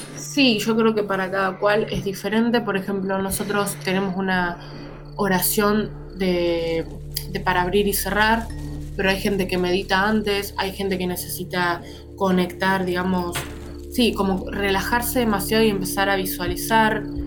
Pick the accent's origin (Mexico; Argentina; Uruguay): Argentina; Soy de Argentina